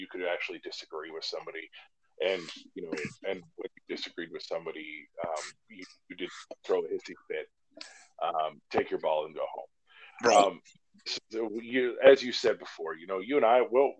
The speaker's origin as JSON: {"language": "English", "region": "Alaska", "country": "United States", "tie": "born or raised there", "moved": "as an adult", "said": "growing up in Alaska"}